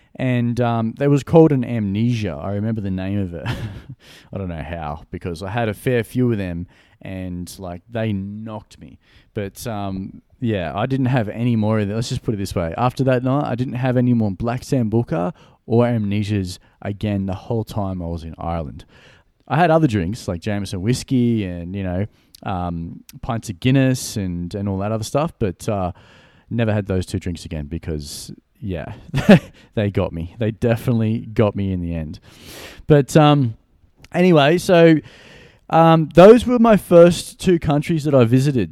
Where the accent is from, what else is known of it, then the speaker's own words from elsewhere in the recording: Gold Coast, Queensland, Australia; Brisbane is about an hour north from my hometown. I'm from the Gold Coast